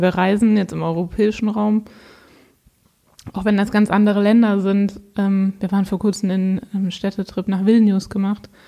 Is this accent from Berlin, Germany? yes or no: no; Hesse, Germany; born there; now in Oldenburg, Germany; Also ich bin in Hessen geboren, das heißt, ich bin im Herzen immer noch Hesse.